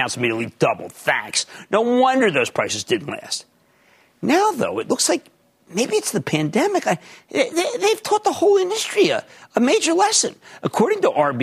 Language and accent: English; Philadelphia, Pennsylvania, United States; now in New Jersey, United States; we're from Philly.